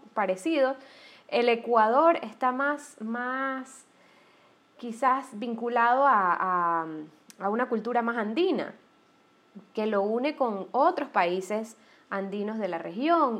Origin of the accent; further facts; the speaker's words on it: Panama; moved away; also born or lived in Guayaquil; yo soy panameña